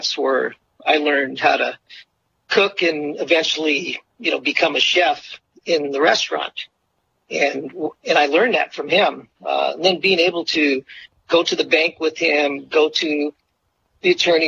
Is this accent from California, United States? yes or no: yes; Monterey, California, United States; Growing up in Monterey, you know, with my brothers and all the locals that we became friends